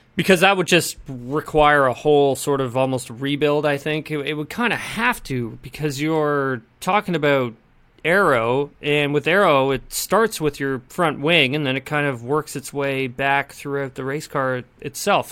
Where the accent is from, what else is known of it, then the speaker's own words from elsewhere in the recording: Canada; I'm from Canada